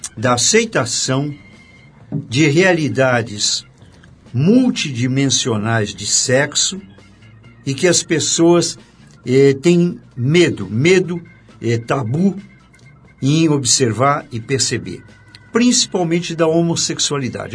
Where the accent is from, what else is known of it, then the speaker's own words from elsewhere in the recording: Juiz de Fora, Minas Gerais, Brazil; moved away as an adult; also born or lived in São Paulo; Eu comecei no é, 12º Regimento de Infantaria em Juiz de Fora, onde eu nasci